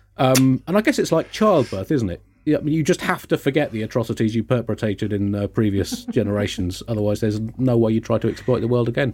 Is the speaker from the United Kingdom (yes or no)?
yes; United Kingdom; as a British person